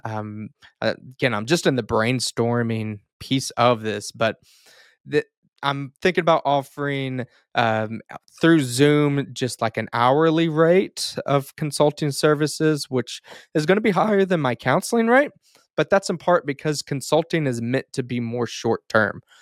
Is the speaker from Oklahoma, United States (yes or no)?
yes; Duncan, Oklahoma, United States; in my hometown, Duncan, Oklahoma